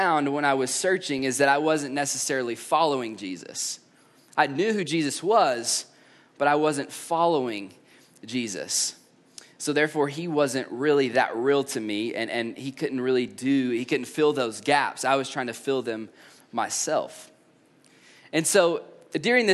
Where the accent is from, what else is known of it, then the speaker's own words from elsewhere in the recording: East Tennessee, United States; I grew up in East Tennessee